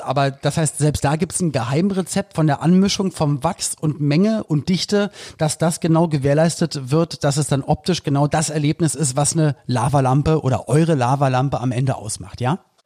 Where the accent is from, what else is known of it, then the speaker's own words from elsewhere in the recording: Berlin, Germany; bei uns in Berlin-Spandau damals